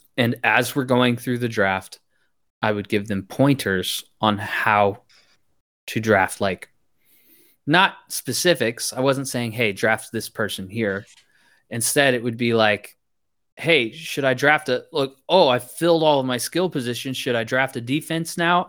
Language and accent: English; Missouri, United States; moved away as an adult; also born or lived in Virginia; I'm from Missouri